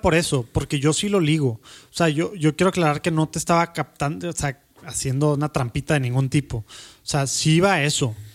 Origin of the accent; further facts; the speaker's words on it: Mexico; en México tenemos